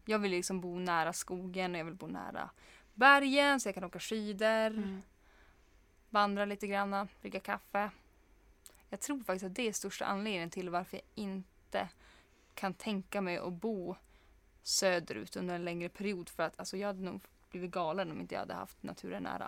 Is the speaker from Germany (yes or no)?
no; Kiruna, Norrbotten County, Sweden; man är från Kiruna